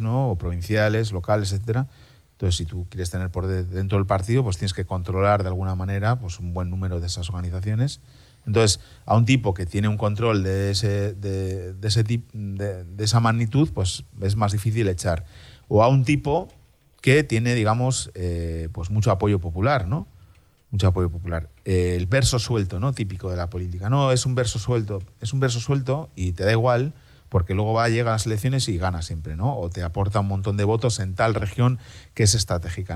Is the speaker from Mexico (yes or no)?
no; Spain; moved away as an adult; now in Berlin, Germany; soy español, ¿no? Y muy español